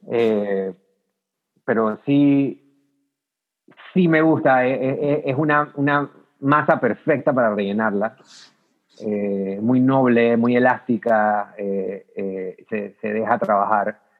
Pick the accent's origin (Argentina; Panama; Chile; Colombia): Panama; es como que el único dulce clásico con yuca que puedo pensar así como panameño, pues.